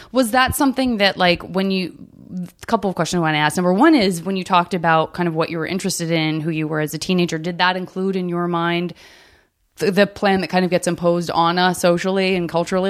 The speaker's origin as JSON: {"language": "English", "region": "Arizona", "country": "United States", "said": "I'm from Arizona"}